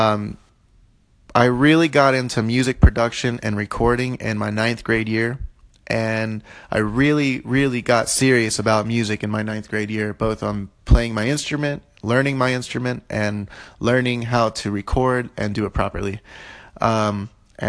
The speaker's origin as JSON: {"language": "English", "town": "Jacksonville", "region": "Florida", "country": "United States", "tie": "born or raised there", "also_born_or_lived": "Pittsburgh, Pennsylvania", "moved": "yes", "said": "I moved to Jacksonville, Florida when I was very young. I lived there for 16 years"}